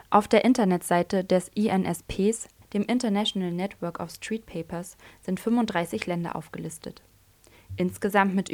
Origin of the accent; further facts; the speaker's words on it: Berlin, Germany; also born or lived in Hannover; Ich bin eine Berliner Pflanze, aber ich war lange in Hannover. Dort habe ich jetzt einen Schlussstrich gezogen. Ich will neu anfangen in meiner Heimatstadt.